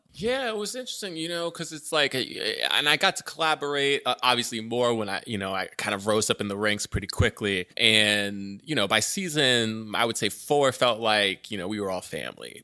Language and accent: English; Orlando, Florida, United States; I grew up in Orlando